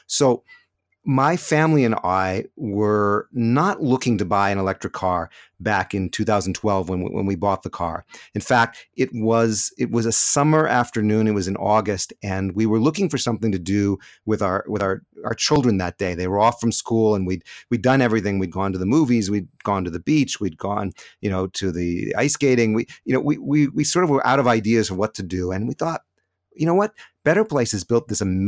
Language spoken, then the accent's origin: English; California, United States; moved away as an adult; now in Jerusalem, Israel; the car that we bought when we immigrated to Israel back in 1995. We came from California, been in Jerusalem ever since.